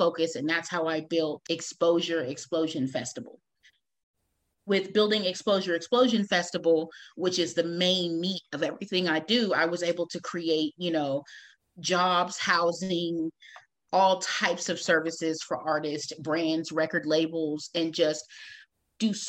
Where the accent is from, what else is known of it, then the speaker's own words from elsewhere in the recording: Austin, Texas, United States; moved away as an adult; now in San Antonio, United States; I was born in Austin, Texas